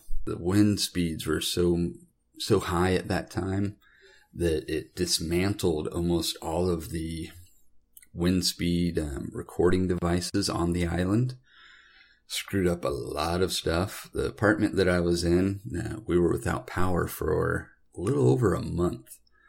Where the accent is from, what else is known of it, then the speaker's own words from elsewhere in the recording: Sarasota, Florida, United States; As a kid, I grew up in Florida. I was born in Sarasota, Florida, and we bounced around quite a few different locations as I was growing up.